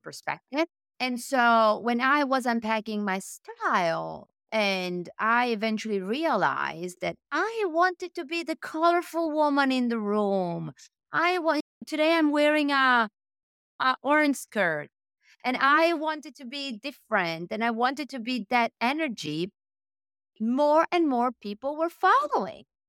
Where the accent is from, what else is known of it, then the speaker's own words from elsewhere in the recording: Italy; accent: Italian; English is a second language; moved away as an adult; also born or lived in Milan, Italy / Paris, France; I'm Italian, as you can tell from my accent